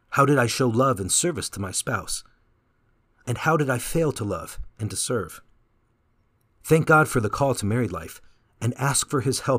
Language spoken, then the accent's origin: English; Canada; now in San Jose, United States; But when I came from Canada to San Jose, it was a struggle at first to find that family spirit.